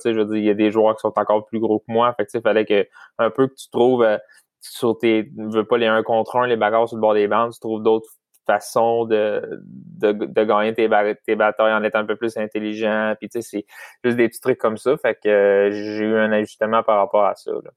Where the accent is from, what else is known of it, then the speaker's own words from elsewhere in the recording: Saint-Louis-de-France, Quebec, Canada; je viens de Saint-Louis de France, c'est vraiment proche de Shawinigan